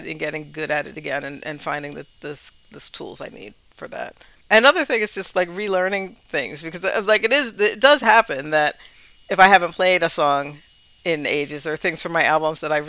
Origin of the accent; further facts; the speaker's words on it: Highland Park, New Jersey, United States; also born or lived in New Brunswick; Highland Park is, it's, that's like my hometown basically, New Brunswick, Highland Park